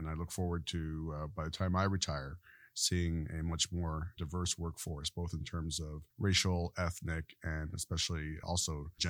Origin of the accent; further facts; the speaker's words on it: Quebec, Canada; born there; There definitely were. I was born in Quebec, Canada, and a fairly homogeneous population there.